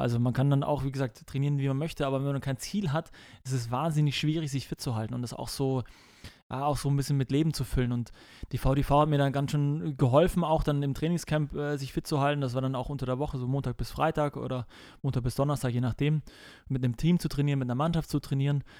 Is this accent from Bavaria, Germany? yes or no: yes; Munich, Bavaria, Germany; moved away as an adult; also born or lived in Hamburg; München ist einfach noch, das ist die Heimat, wo ich aufgewachsen bin.